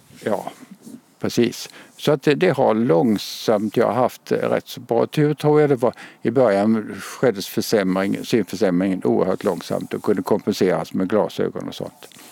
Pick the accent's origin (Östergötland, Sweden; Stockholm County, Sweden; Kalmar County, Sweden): Kalmar County, Sweden; Kalmar; accent: Småland; moved away as an adult; now in Lund, Sweden; Jag är från eh, Kalmar-trakten. Den dialekten går inte ur.